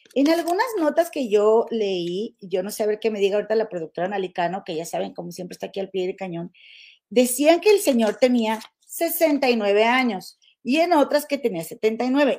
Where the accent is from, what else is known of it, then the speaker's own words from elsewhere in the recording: Monterrey, Nuevo León, Mexico; now in Chicago, United States; nosotros, somos de Monterrey